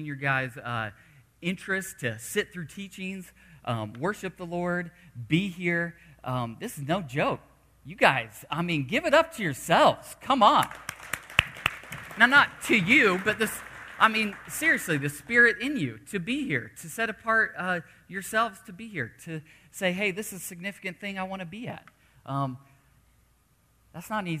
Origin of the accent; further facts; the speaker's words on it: Los Angeles, California, United States; I'm from Los Angeles